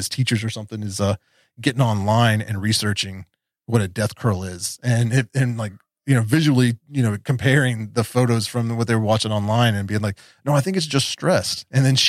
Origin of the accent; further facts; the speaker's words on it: West Virginia, United States; I was a punk rock kid growing up in West Virginia